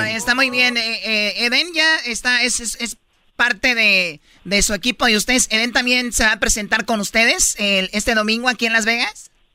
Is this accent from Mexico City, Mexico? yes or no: no; Jiquilpan, Michoacán, Mexico; ahí en mi pueblo, Jiquilpan, Michoacán